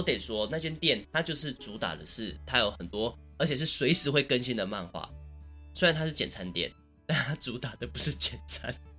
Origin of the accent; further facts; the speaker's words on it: Taichung, Taiwan; 我虽然是台中人嘛